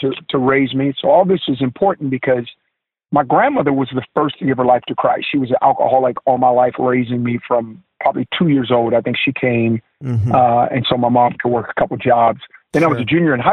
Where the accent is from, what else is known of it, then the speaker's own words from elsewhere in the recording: Oakland, California, United States; also born or lived in Stockton, California; in the Bay Area, growing up in Oakland